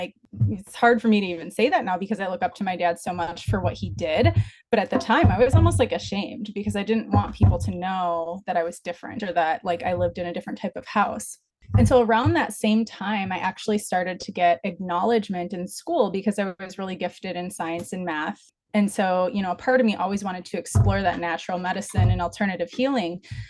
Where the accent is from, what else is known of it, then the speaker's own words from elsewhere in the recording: Midwest, United States; I was raised in the Midwest with a stable, fun childhood.